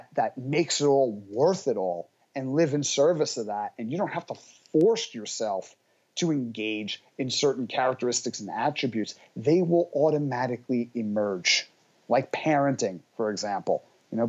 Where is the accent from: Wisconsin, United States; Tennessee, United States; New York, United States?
New York, United States; New York City; I come from Brooklyn.